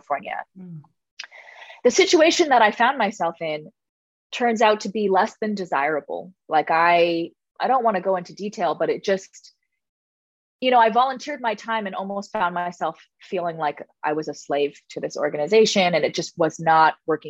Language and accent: English; Toronto, Ontario, Canada; moved away; I'm from Toronto. I'm from Scarborough. Like I'm from the hood.